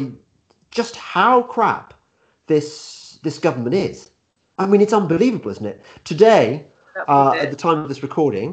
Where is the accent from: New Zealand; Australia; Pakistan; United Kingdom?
United Kingdom; Midlands; We're both from the Midlands